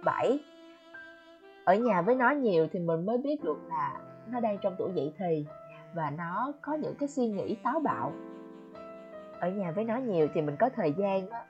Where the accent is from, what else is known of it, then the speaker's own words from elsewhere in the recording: Quang Ngai, Vietnam; moved away as an adult; also born or lived in Ho Chi Minh City, Vietnam; mình đã về Quảng Ngãi, quê của mình cũng hơn 3 tháng rồi